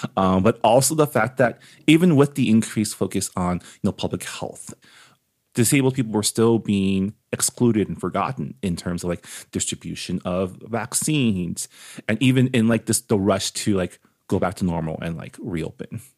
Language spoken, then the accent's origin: English; San Gabriel, California, United States; I grew up in San Gabriel, so I grew up amongst, like, Asian, being Asian out here